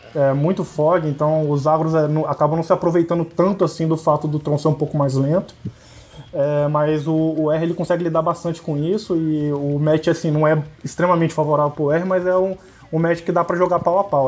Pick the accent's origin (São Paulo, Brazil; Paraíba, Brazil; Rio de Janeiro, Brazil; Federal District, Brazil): Rio de Janeiro, Brazil; Campos dos Goytacazes; now in Goiânia, Brazil; eu sou de Campos Goitacazes, que é interior do Sal do Rio